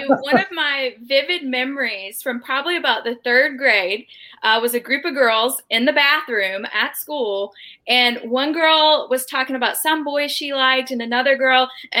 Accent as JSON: {"language": "English", "region": "Georgia", "country": "United States", "tie": "born or raised there", "lives_now": "Chattanooga, United States", "said": "I grew up right outside of Chattanooga in North Georgia."}